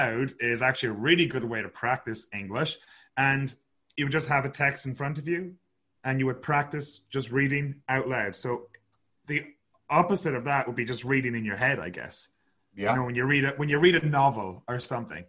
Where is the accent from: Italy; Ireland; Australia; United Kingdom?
Ireland; Sligo, Connacht; moved away as an adult; now in Kelowna, Canada; I am from a little town called Sligo on the west coast of Ireland. Now I'm living in Kelowna in British Columbia, Canada.